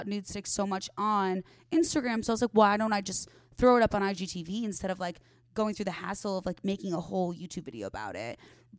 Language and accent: English; Arlington Heights, Illinois, United States; moved away as an adult; now in Los Angeles, United States; The northwest suburbs of Chicago.